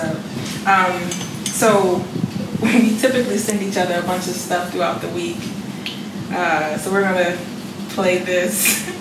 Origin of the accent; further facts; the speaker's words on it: Washington, District of Columbia, United States; I went to Lucky Elementary School growing up in Southwest DC